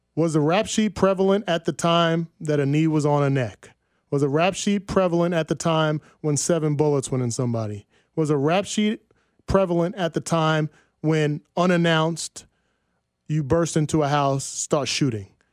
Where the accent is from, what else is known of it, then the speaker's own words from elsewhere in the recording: New Jersey, United States; I'm from Jersey, five minutes from New York City.